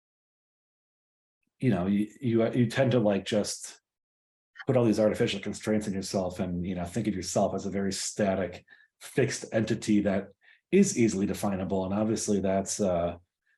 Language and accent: English; Hartland, Wisconsin, United States; I grew up in the small town of Hartland, Wisconsin, which is about 20-ish miles west of Milwaukee.